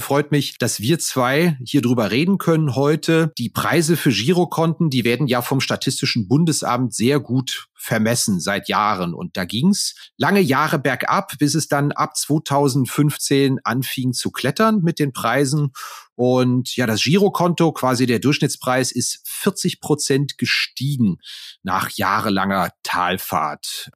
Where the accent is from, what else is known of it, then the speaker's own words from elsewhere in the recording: Neuwied, Rhineland-Palatinate, Germany; der Ort, wo ich geboren bin, Neuwied am Rhein